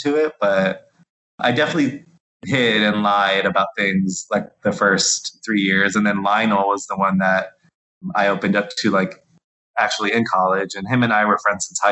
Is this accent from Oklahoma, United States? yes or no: no; Miami, Florida, United States; I'm from Miami